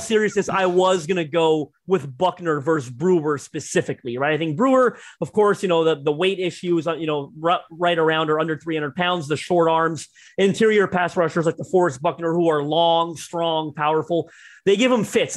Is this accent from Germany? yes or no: no; Toronto, Ontario, Canada; I'm Canadian, right? I'm from Toronto